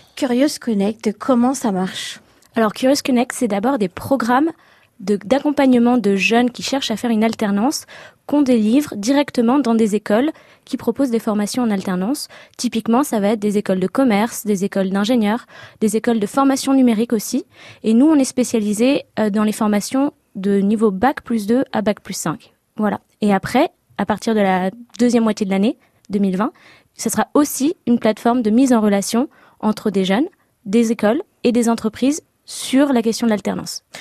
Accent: Les Lilas, Île-de-France, France; moved away as an adult; also born or lived in England; now in Cambridge, United Kingdom; je suis née au Lila dans Seine-Saint-Denis en 93

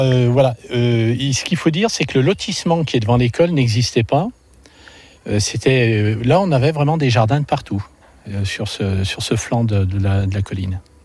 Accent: Saint-Étienne, Auvergne-Rhône-Alpes, France; là où je suis né d'ailleurs, à Côte-Chaude.

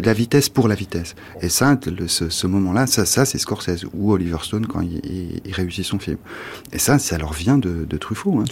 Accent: France; Quand on est français

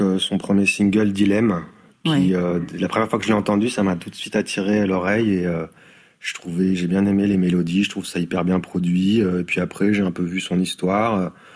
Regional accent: Perche, Orne, Normandy, France; moved away as an adult; also born or lived in Paris; j'ai grandi dans le dans le Perche, donc euh, dans l'Orne.

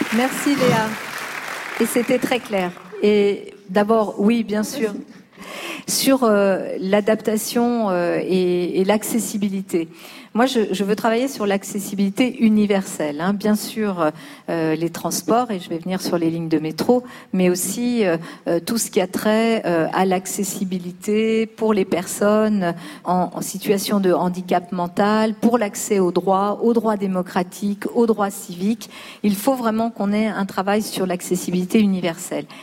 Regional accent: Lyon, Auvergne-Rhône-Alpes, France; born or raised there; now in Paris, France

